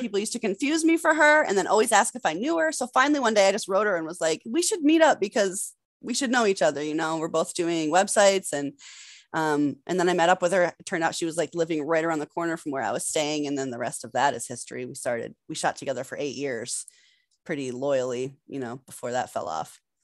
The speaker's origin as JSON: {"language": "English", "region": "Massachusetts", "country": "United States", "also_born_or_lived": "New York City / Los Angeles", "said": "I'm from Massachusetts"}